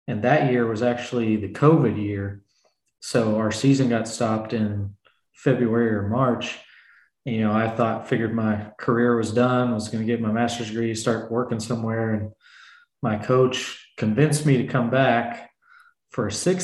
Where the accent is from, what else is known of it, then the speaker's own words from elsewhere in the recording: Louisville, Kentucky, United States; I'm from Louisville, Kentucky, so about an hour and a half from Cincinnati